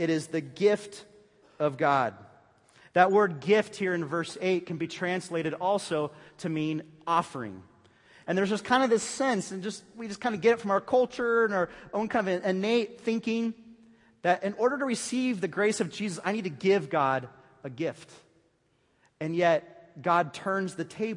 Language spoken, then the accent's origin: English; Bay Area, California, United States; moved away; I was from the Bay Area